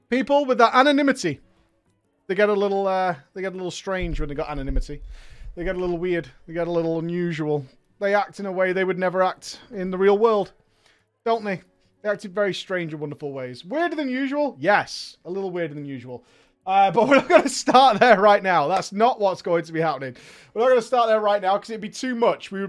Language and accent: English; Austria; English is a second language; I first I have to apologise for my terrible English. I am indeed hailing from Austria, but I am not a native speaker. I was never good in English at school